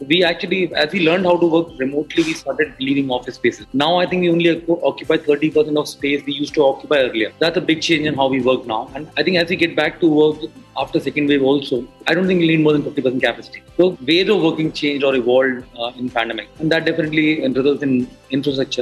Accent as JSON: {"language": "English", "town": "Jaipur", "region": "Rajasthan", "country": "India", "also_born_or_lived": "Delhi / Austin, Texas", "moved": "as an adult", "said": "I'm from Jaipur, a small town, and did my education"}